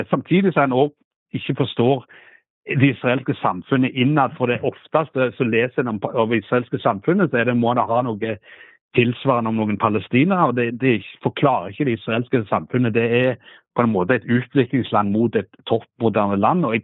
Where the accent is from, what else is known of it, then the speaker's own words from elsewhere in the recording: Norway; Jeg sa jeg, jeg kom fra Norge, jeg skulle intervjue deg om noe.